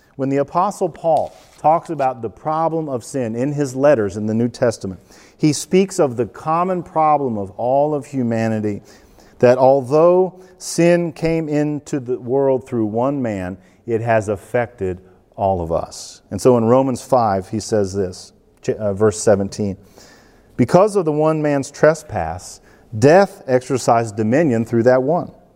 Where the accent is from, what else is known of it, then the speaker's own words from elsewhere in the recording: United States; We, white, wealthy, educated Americans